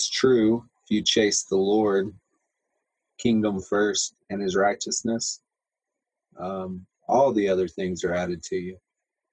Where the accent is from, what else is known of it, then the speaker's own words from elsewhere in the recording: Texas, United States; moved away; I'm from Texas, I have never met an English person until I came here to ministry school.